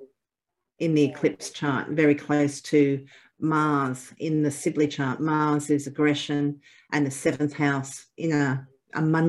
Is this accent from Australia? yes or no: yes; Australia; I'm Australian